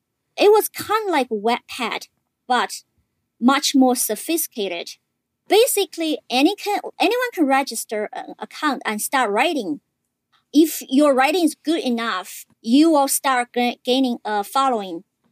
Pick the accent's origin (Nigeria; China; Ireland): China; moved away; I grew up in China.